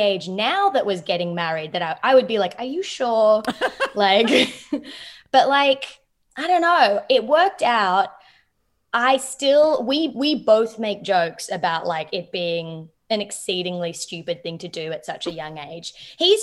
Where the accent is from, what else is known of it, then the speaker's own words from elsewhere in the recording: Melbourne, Victoria, Australia; moved away; I grew up in Melbourne